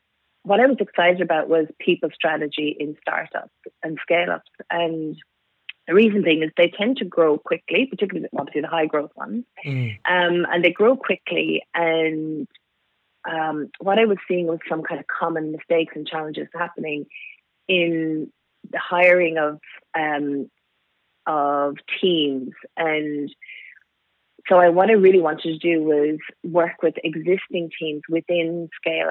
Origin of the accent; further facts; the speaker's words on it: Cork, Munster, Ireland; moved away; I was born in Ireland, in Cork, so way down the southern tip of Ireland.